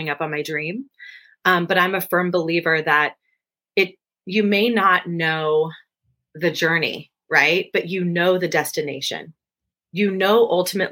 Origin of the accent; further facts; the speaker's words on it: San Francisco Bay Area, California, United States; now in Los Angeles, United States; I'm from the San Francisco Bay Area